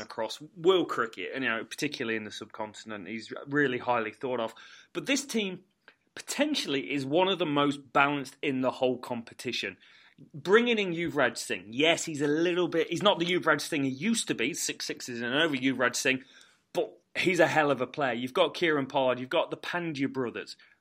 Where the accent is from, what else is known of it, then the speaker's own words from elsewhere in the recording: England, United Kingdom; as Englishman